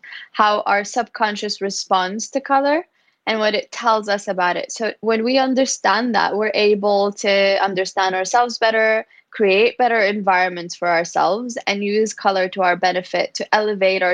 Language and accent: English; Kuwait; now in Barcelona, Spain; I grew up in Kuwait